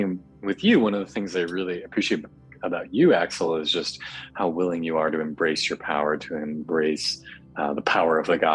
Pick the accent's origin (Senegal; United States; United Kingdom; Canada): United States; Chicago, Illinois; I'm from Chicago originally, grew up in the suburbs. So Midwestern boy